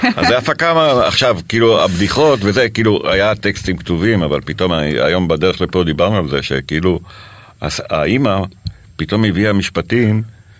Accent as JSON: {"language": "Hebrew", "town": "Jerusalem", "region": "Jerusalem District", "country": "Israel", "tie": "born or raised there", "also_born_or_lived": "Paris, France", "moved": "as an adult", "said": "אני גדלתי בירושלים. כן. בבאקה. Mm-hmm. אה, אני יליד ירושלים"}